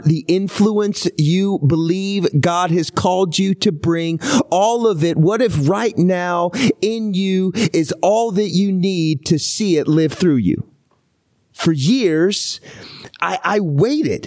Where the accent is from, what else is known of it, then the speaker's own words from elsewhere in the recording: Houston, Texas, United States; moved away; also born or lived in Seattle, Washington; I was born in Houston